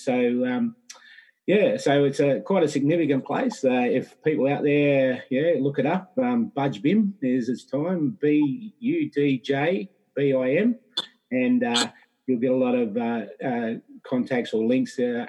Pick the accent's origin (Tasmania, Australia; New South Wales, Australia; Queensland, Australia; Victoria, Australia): Victoria, Australia; Gunditjmara country, southwest; from Gundijamara country in southwest Victoria